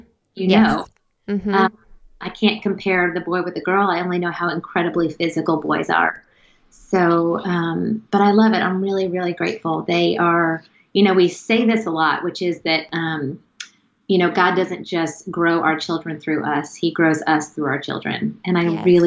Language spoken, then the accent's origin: English; the South, United States; now in Connecticut, United States; we're both from the South, but we live in the Northeast